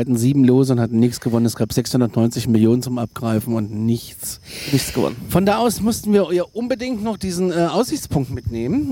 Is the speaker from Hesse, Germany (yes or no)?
yes; Kassel, Hesse, Germany; da komme ich aus der Hauptstadt der Waschbären in Kassel